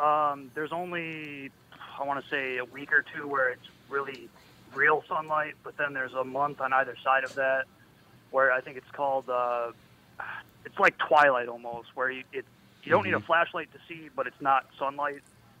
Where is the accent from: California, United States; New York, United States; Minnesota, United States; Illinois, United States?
Minnesota, United States; Lino Lakes; I grew up in Lino Lakes.